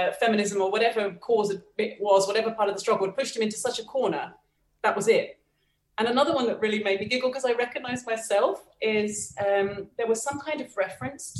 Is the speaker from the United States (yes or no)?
no; United Kingdom; now in Bogota, Colombia; I'm British